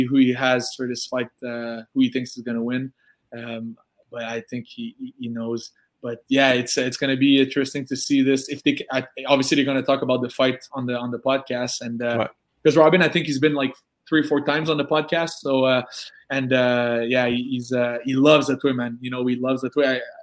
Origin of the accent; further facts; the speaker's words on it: Canada; I'm from Canada